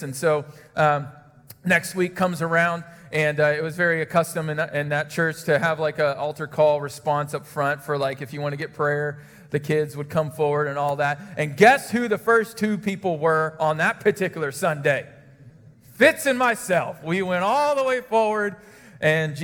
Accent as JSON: {"language": "English", "region": "Indiana", "country": "United States", "tie": "born or raised there", "said": "I grew up in Indiana"}